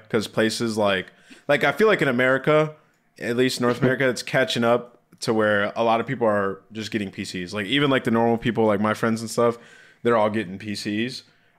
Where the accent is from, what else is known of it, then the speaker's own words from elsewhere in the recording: Jordan; I'm from. Palestine? Well, it's Jordan. It used to be Palestine.